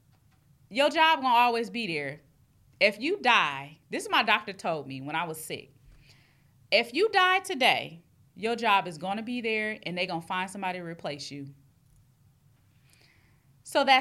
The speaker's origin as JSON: {"language": "English", "town": "Long Beach", "region": "California", "country": "United States", "tie": "born or raised there", "said": "I am from Long Beach, California, the east side to be exact"}